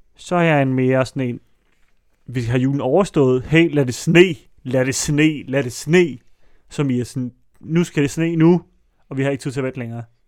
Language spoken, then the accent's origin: Danish; Allerød, Capital Region of Denmark, Denmark; i Allerød, hvor jeg voksede op